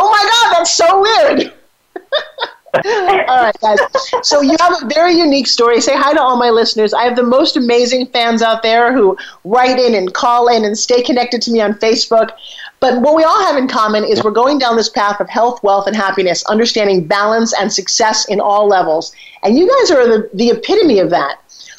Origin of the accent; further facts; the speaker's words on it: New York, United States; I'm talking like this because I come from New York and I live on Long Island, right?